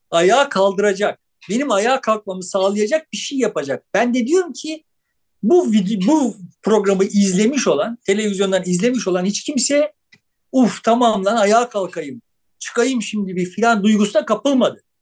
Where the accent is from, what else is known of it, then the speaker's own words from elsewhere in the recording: Turkey; Türküz, işte şöyle bir din anlayışımız var, babayız, aynı zamanda Beşiktaşlıyız